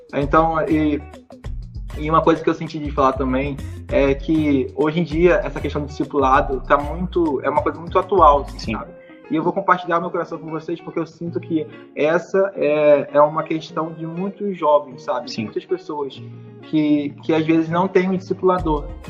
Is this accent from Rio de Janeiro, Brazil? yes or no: yes; Paracambi, Rio de Janeiro, Brazil; moved away as an adult; eu sou de uma cidade no interior do Rio de Janeiro chamada Paracambi. Eu cresci lá, vivi lá a vida inteira